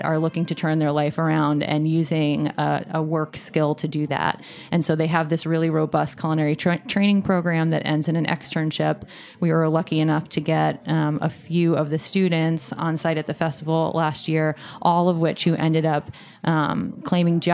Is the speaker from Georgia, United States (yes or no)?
no; Vermont, United States; moved away; I'm from Vermont.